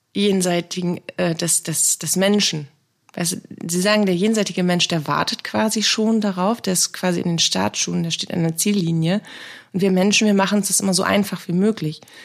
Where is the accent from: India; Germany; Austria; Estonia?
Germany; Bremen; Ich bin gebürtige Bremerin